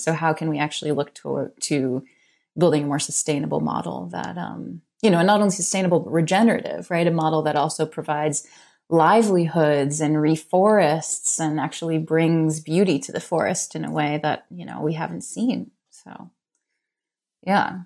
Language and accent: English; New York City, New York, United States; I grew up in New York City